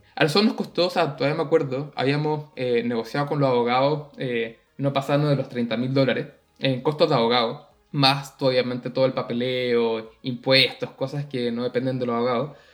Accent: Chile; moved away as an adult; nosotros nos encanta decir que salimos de Chile

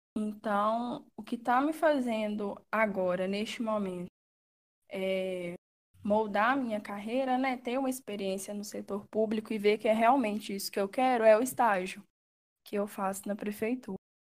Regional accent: Sem Peixe, Minas Gerais, Brazil; moved away as an adult; eu sou do interior de Minas, é, de uma cidadezinha pequenininha, chamada Sem Peixe

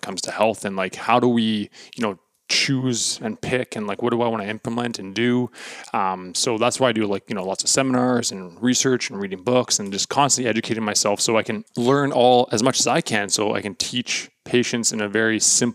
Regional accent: Portage la Prairie, Manitoba, Canada; now in Winnipeg, Canada; I'm from Portage la Prairie, Manitoba.

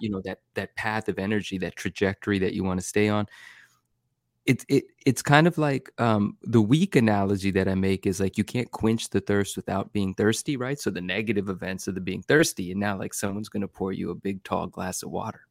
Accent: Bay Area, California, United States; in the Bay Area where I grew up in California

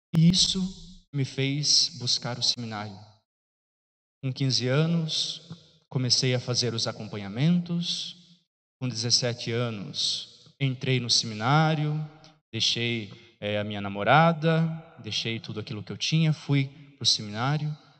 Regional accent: Piraí do Sul, Paraná, Brazil; sou da cidade de Piraí do Sul, lá do fundo de Piraí do Sul, de uma, de um bairro chamado Bairro da Ressaca.

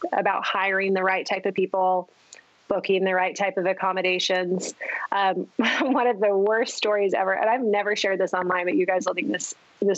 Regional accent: California, United States; also born or lived in southeastern Idaho; now in Idaho, United States; I grew up in California, married an Idaho boy. He refuses to leave. So we are in southeastern Idaho

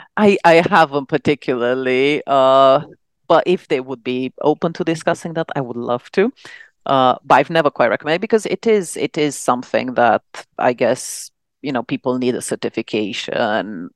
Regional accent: Romania; moved away as an adult; now in London, United Kingdom; back in Romania, which is where I'm from

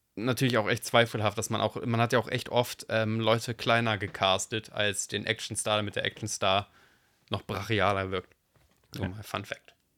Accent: Germany; ich bin Deutscher

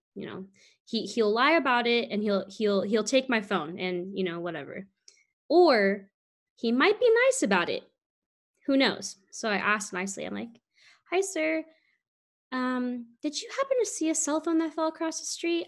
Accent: San Francisco, California, United States; moved away; freezing cold to me is definitely less than 60 degrees and doesn't get that cold eh, where we're from in San Francisco

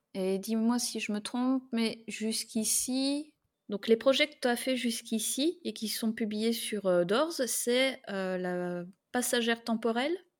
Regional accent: Belgium; je suis belge

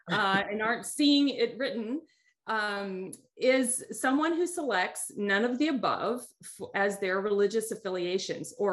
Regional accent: United States; because being American, growing up in the United States, we have all the cultural trappings that come

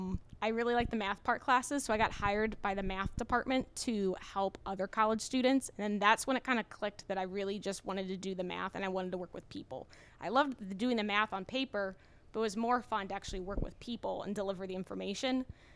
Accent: St. Louis, Missouri, United States; moved away as an adult; I grew up in St. Louis, Missouri. I grew up in South City. It was a pretty awesome neighborhood to grow up in, and then I moved here 2 years ago.

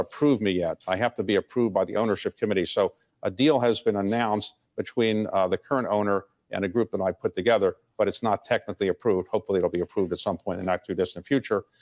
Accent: Baltimore, Maryland, United States; I am from Baltimore

